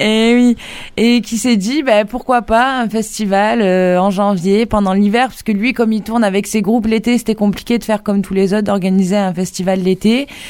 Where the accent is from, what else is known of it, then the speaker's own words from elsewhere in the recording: Occitania, France; nous, les danses par chez nous en Occitanie